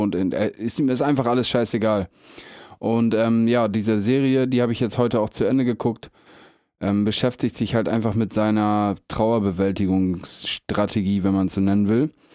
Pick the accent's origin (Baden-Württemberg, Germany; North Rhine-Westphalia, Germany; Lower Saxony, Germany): Lower Saxony, Germany; Meppen; ich komme ja aus Mappen